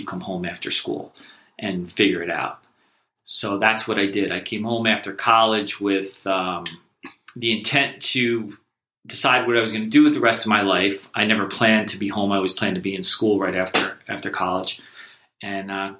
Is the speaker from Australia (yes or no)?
no; Oakhurst, New Jersey, United States; I grew up in Oakhurst, New Jersey, which is Ocean Township, New Jersey, Monmouth County